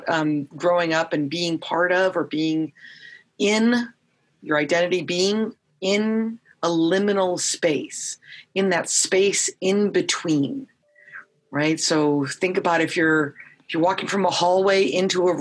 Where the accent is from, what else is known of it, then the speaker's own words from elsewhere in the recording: Long Beach, California, United States; also born or lived in East Los Angeles, California; I grew up in Long Beach, California, and East LA, California